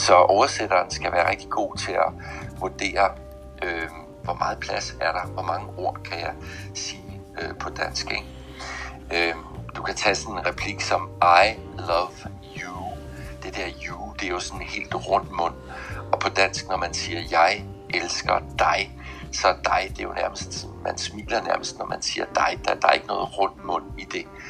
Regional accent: Southern Jutland, Southern Denmark, Denmark; moved away; jeg kommer oprindeligt fra Sønderjylland

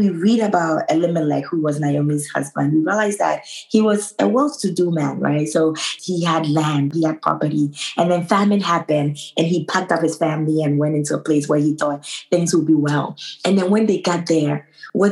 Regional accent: Ghana; also born or lived in New York, United States; now in Boston, United States; I was born and raised in Ghana, moved to New York, got married to a wonderful man who lives in Boston. So now I live in Boston

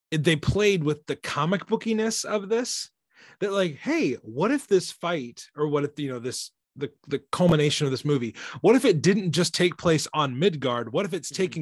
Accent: Quebec, Canada; I'm from Quebec.

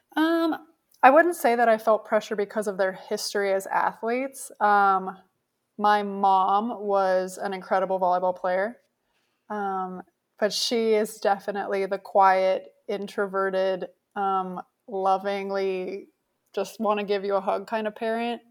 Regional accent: Canada; moved away as an adult; I grew up in Canada

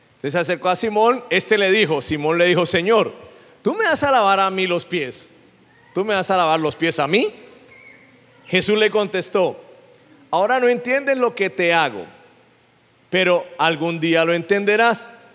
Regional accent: Colombia; yo soy colombiano.

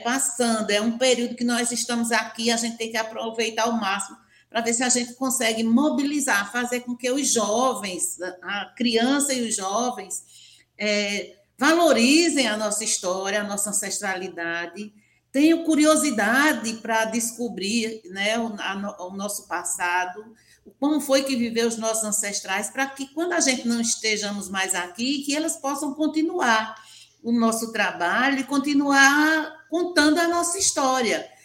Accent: Buíque, Pernambuco, Brazil; also born or lived in Arcoverde, Pernambuco; quilombola, do Mundo Novo, em Buíque

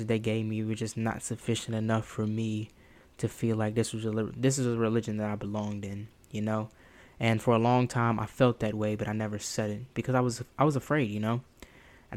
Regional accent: the South, United States; I was raised in the South

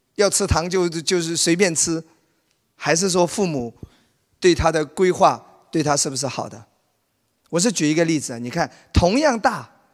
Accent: Wenzhou, Zhejiang, China; 在我老家温州

